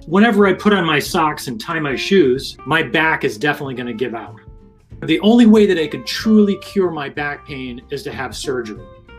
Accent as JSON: {"language": "English", "region": "Rhode Island", "country": "United States", "said": "I'm from Rhode Island."}